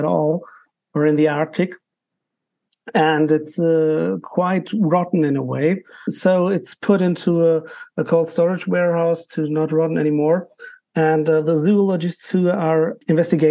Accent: Germany; English is a second language; I'm an author from Germany, for sure. So I'm a non-US author, but I write in English.

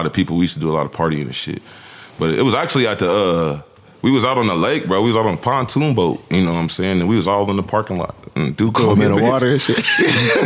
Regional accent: Canton, Ohio, United States; born or raised there

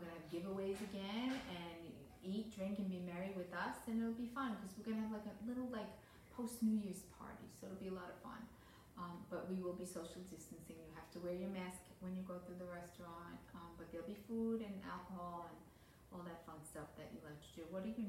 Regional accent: New York City, New York, United States; All my life being a New Yorker, I never went to the ball because that was a chores thing, you know, down in Times Square.

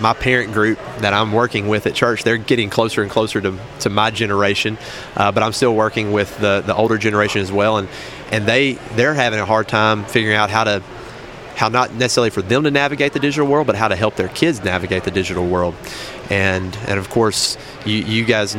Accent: Buckner, Arkansas, United States; I grew up in First Baptist, Buckner, Arkansas

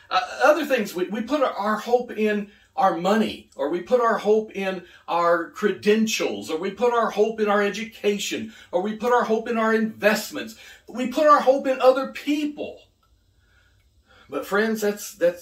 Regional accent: United Kingdom; now in United States; I'm British. I'm British American. We were raised on tea

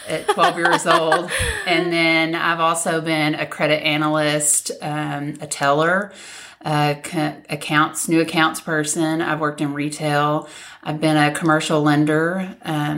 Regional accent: Magnolia, Arkansas, United States; moved away as an adult; originally from Magnolia, born and raised, and still have a big heart that lives in Magnolia

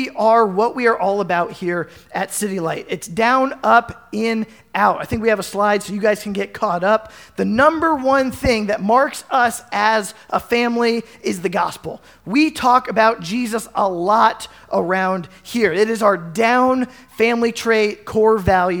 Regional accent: Carlisle, Pennsylvania, United States; now in Southwest Iowa, United States; growing up in Carlisle, Pennsylvania

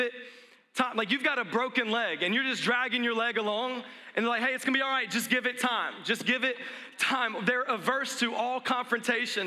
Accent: the South, United States; I grew up in the South, and, and, we would say bless their heart

